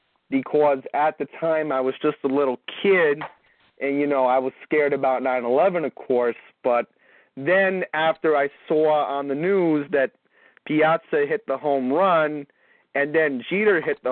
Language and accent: English; New York City, New York, United States; now in Long Island, United States; Oh, I'm originally from Bayside, Queens.